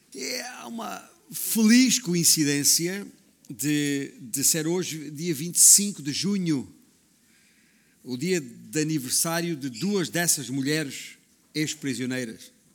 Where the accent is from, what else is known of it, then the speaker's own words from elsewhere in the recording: Alentejo, Portugal; moved away; also born or lived in Northern Portugal; digo comadre, que é como dizemos lá na minha terra, no, no Alentejo